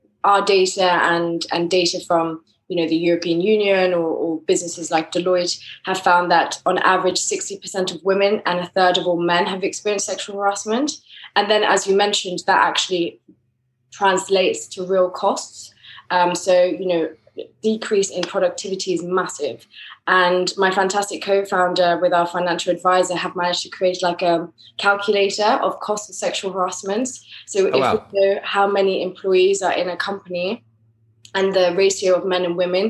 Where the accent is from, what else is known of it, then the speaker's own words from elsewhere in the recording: France; accent: English; moved away as an adult; also born or lived in England; now in Madrid, Spain; I was based in France. That's where I grew up. But I'm originally English, as my accent.